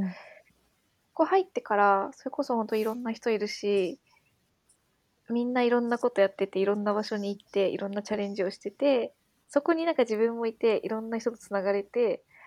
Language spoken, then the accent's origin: Japanese; Wakayama, Japan; now in Tokyo, Japan; 私の実家が和歌山で